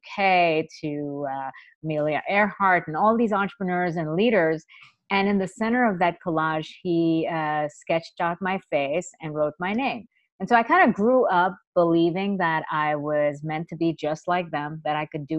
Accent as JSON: {"language": "English", "country": "India", "tie": "born or raised there", "moved": "yes", "said": "I was a little girl growing up in India"}